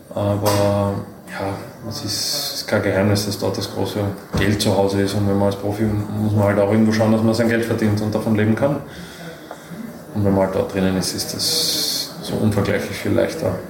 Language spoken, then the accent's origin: German; Austria